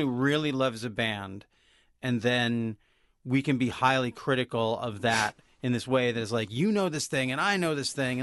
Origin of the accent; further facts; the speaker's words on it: Olympia, Washington, United States; I grew up in Olympia, Washington